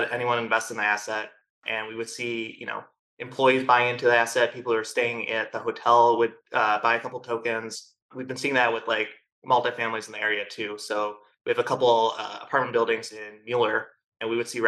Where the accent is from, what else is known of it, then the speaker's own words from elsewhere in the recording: Chicago, Illinois, United States; moved away as an adult; now in Austin, United States; I'm originally from Chicago, recently moved here to Austin about a year and a half ago.